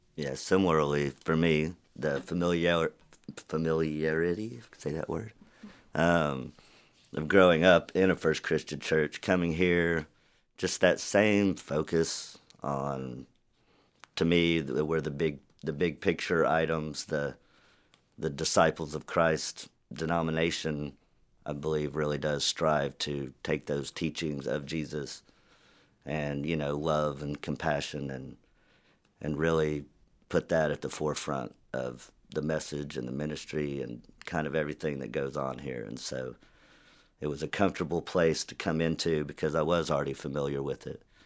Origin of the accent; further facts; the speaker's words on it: Chickasha, Oklahoma, United States; now in Norman, United States; I grew up in Chickasha, Oklahoma